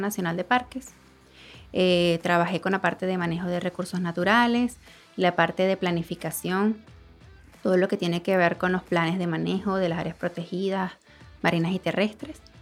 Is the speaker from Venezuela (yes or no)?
yes; Venezuela; moved away as an adult; now in Dominican Republic; soy venezolana, pero tengo más de cuatro años aquí en República Dominicana